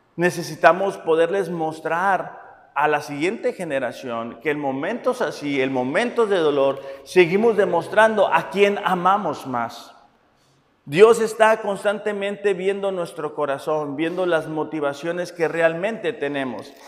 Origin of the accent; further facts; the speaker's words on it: Mexicali, Baja California, Mexico; yo soy de Mexicali